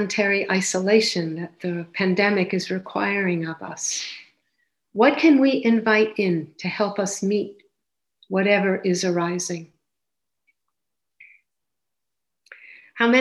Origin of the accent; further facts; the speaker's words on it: United States; moved away as an adult; now in Canada; I grew up in the States and I lived there till around 40, 41